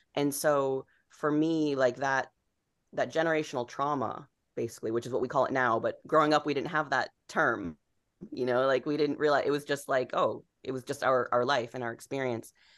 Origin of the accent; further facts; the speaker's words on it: Rhode Island, United States; moved away; growing up in Rhode Island, I grew up in this town that was, you know, basically all white, upper middle class, New England town